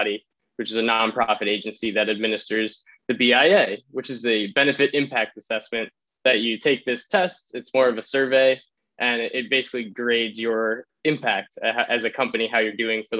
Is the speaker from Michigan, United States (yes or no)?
no; New York City, New York, United States; moved away as an adult; now in Vermont, United States; I'm originally from New York City.